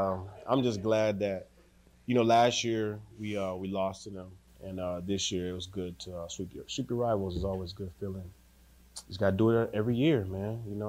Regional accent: Atlanta, Georgia, United States; I'm from Atlanta

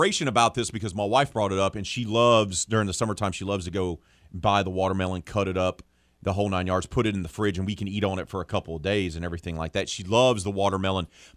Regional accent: the South, United States; growing up in the South

